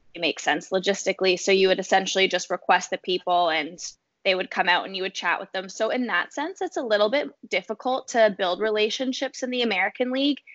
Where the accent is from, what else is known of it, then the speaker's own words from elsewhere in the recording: Fergus, Ontario, Canada; moved away as an adult; also born or lived in Toronto, Canada; now in Ottawa, Canada; I grew up in Fergus, Ontario, this little small town um, in southwestern Ontario.